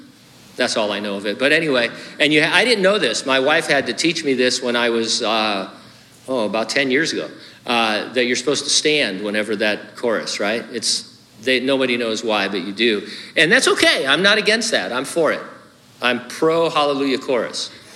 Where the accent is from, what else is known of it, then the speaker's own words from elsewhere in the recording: Connecticut, United States; born there; also born or lived in California; not my fault I was born in Connecticut and moved to California.